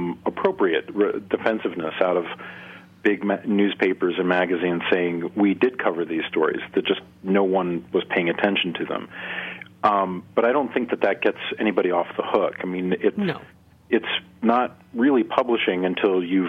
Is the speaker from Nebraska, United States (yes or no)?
yes; Nebraska, United States; here in my home state of Nebraska